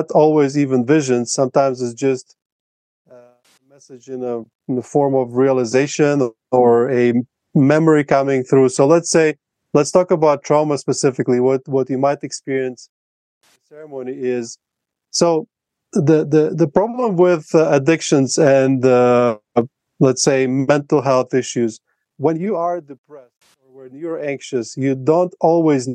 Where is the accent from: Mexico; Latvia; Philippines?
Latvia; first language Russian; English is a second language; now in Colombia; my native language is Russian, in Latvia we speak both Russian and Latvian